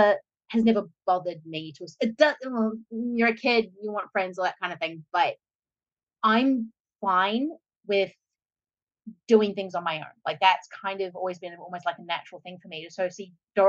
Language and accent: English; Australia; moved away as an adult